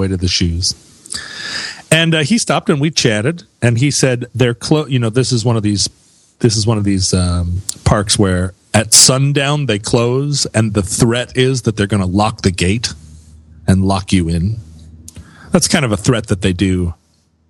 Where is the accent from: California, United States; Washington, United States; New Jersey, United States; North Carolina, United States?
Washington, United States; Seattle; I was from Seattle, Washington